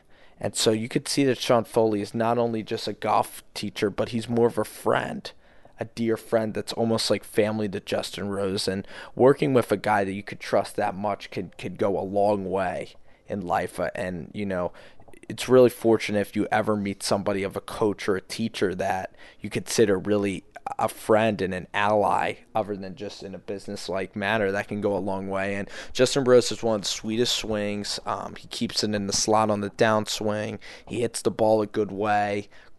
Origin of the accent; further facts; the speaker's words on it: United Kingdom; I'm from the United Kingdom.